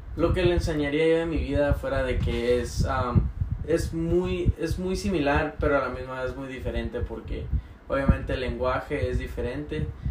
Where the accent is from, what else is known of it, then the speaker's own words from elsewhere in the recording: Cumpas, Sonora, Mexico; yo nací en Cumpa, Sonora